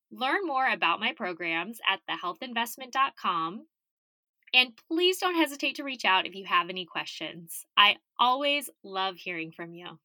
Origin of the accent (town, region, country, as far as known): Arizona, United States; born or raised there